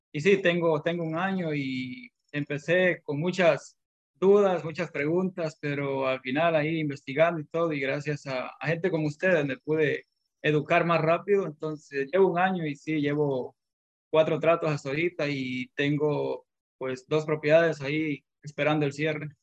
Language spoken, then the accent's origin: Spanish; Honduras; moved away as an adult; now in United States; soy de Honduras y llegué aquí a los Estados Unidos hace ocho años